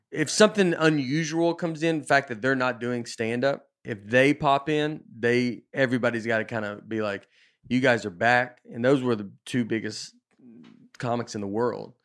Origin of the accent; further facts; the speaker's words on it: the South, United States; moved away as an adult; also born or lived in Nashville / Chicago / New York; I grew up in the South